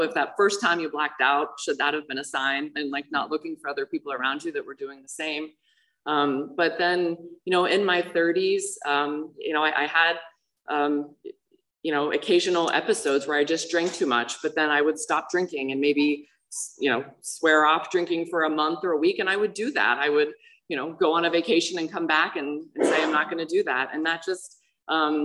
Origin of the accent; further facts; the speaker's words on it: Pittsburgh, Pennsylvania, United States; I grew up in Pittsburgh, Pennsylvania, normal family